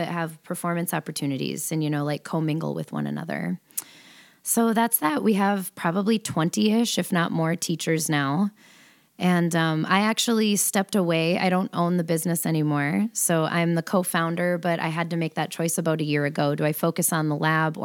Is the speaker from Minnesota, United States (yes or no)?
yes; the Iron Range, Minnesota, United States; moved away as an adult; also born or lived in St. Cloud, Minnesota / Duluth, Minnesota / Twin Cities, Minnesota; I grew up in the super small town up north